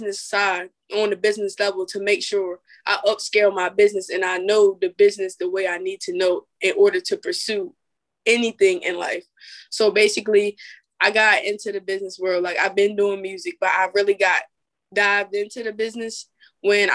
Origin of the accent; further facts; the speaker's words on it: Salisbury, Maryland, United States; I'm from Salisbury, Maryland